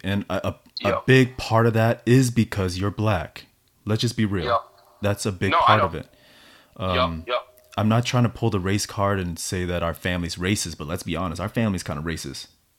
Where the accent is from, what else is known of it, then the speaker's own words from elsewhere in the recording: United States; just because I'm I'm American, and you know, it's the community that actually took me in immediately without question.